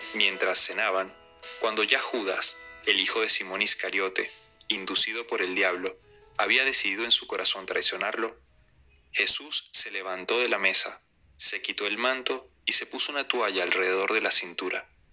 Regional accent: Venezuela; en mi país, Venezuela

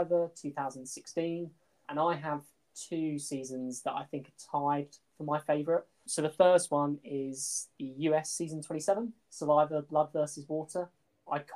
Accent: Portsmouth, South East England, United Kingdom; also born or lived in Midlands; now in Nottingham, United Kingdom; my dad used to drive me to school when I grew up in Portsmouth

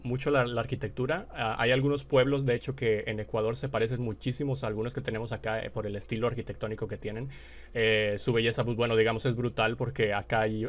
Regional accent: Mexico; yo soy de México

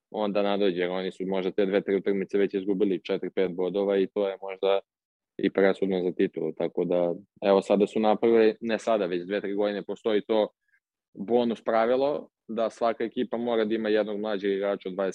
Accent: Serbia; now in Portugal; kod nas u Srbiji

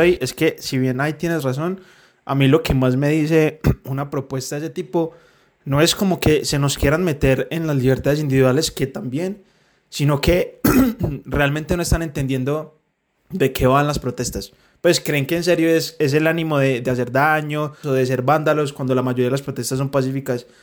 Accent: Medellín, Antioquia, Colombia; Medellín, que somos de Medellín

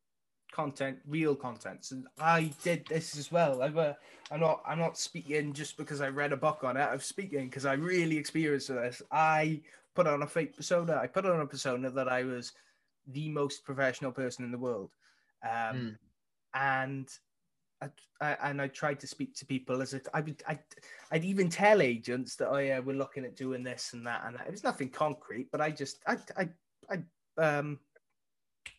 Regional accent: Wales, United Kingdom; I was born in Wales

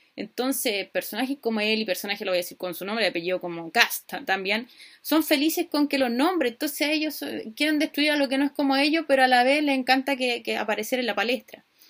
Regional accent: Chile; Acá en Chile

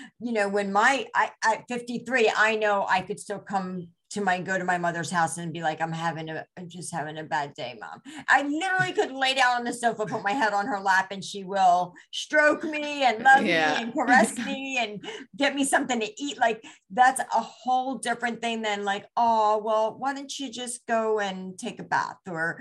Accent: India; first language Gujarati; English is a second language; I'm Indian. And in India, we have so many different dialects, and Gujarati is my native tongue

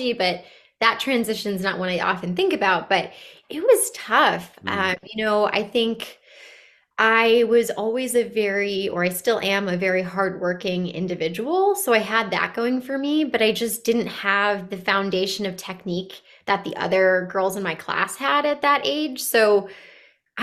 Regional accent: Bristol, Connecticut, United States; I grew up in a pretty urban part of Connecticut, in Bristol, Connecticut

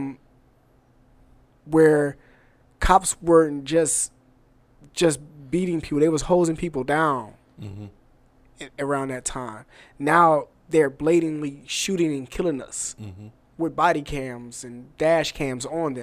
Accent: Atlanta, Georgia, United States; now in Cleveland, United States; I'm from Atlanta, and living in Atlanta, my elementary school was Martin Luther King Elementary School

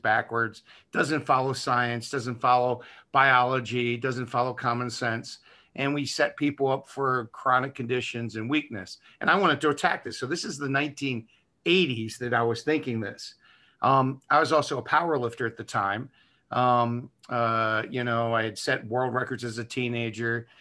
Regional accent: Baltimore, Maryland, United States; I am from Baltimore, an area of Baltimore called Dundalk that you don't want to drive through in the dark at any time, even if you're from there.

